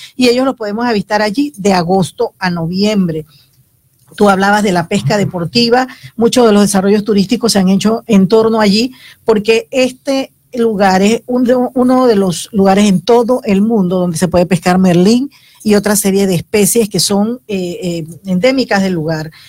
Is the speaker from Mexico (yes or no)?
no; Horconcitos, Chiriquí, Panama; moved away; yo nací en Horconcitos, teníamos que salir del pueblo porque no había opciones